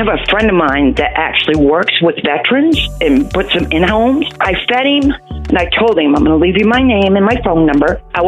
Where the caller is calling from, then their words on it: Panama City, Florida, United States; Panama City, Florida.